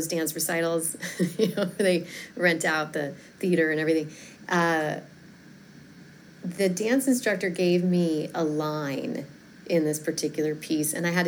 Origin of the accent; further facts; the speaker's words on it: Fort Collins, Colorado, United States; moved away as an adult; also born or lived in San Francisco / Chicago; I grew up in Colorado. I grew up in a town called Fort Collins, an hour north of Denver